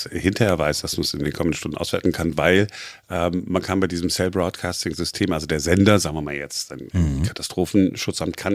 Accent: Duisburg, North Rhine-Westphalia, Germany; bei uns im Ruhrgebiet, ich bin ja in, in Duisburg äh, groß geworden

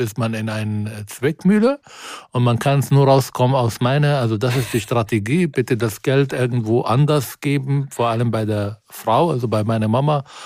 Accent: Israel; German is a second language; moved away as an adult; now in Germany; in Israel zum Beispiel in meiner Heimat, in meinem Dorf

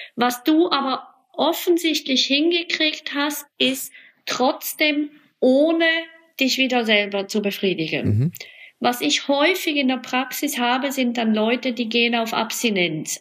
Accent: Switzerland; bei uns in der Schweiz

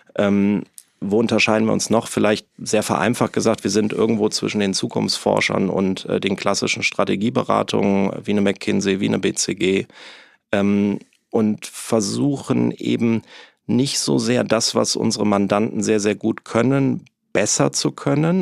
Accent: Neuss, North Rhine-Westphalia, Germany; moved away as an adult; also born or lived in Hamburg; ich komme quasi aus dem wunderschönen Rheinland, aus Neuss bei Düsseldorf. Ähm, bin auch Rheinländer durch und durch

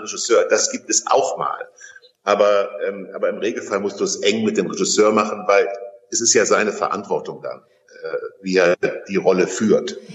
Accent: Kassel, Hesse, Germany; in meiner Geburtsstadt Kassel

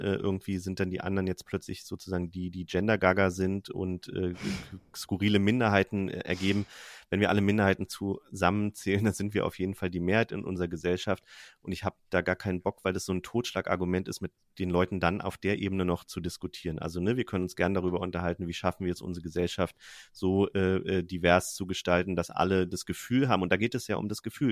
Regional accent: Germany; ich bin am Rand von Berlin aufgewachsen

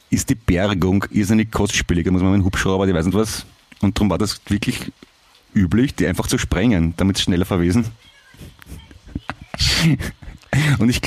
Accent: Vienna, Austria; Äh, Alter, ich bin ein Wiener, das klingt gleich für uns.

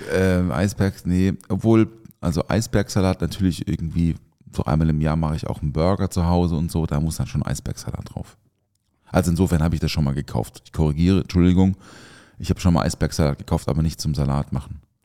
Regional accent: Southern Germany, Germany; Krachele heißt es bei uns im Süden

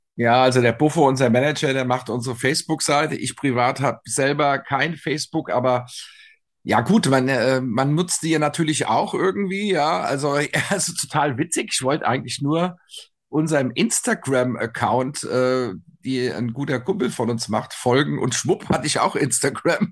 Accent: Frankfurt, Hesse, Germany; wir sagen ja hier in Frankfurt

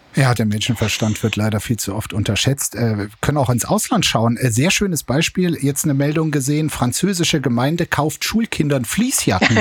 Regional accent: East Germany, Germany; als Ostdeutscher

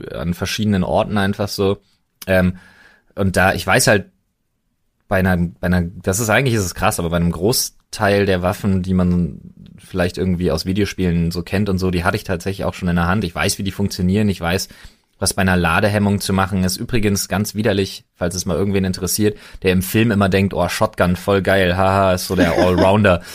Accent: Germany; als Deutscher

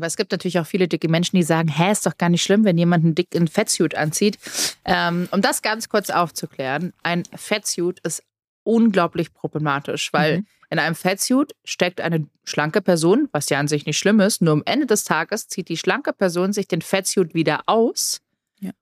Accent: Germany; hier bei uns in Deutschland

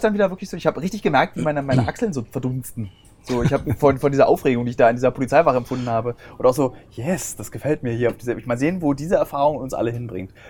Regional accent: Berlin, Germany; Ich als Berliner habe nichts gegen Zugezogene. Meine Heimatstadt Berlin

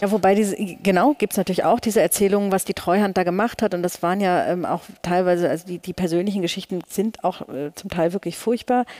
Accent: Hamburg, Germany; moved away as an adult; now in Berlin, Germany; ich bin ja in Hamburg geboren, ähm, Anfang der 80er Jahre.

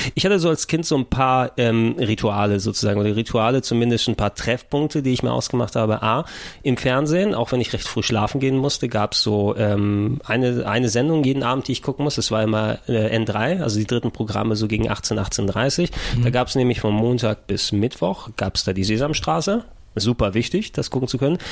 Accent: Germany; first language Greek; German is a second language; Ich bin in Deutschland geboren

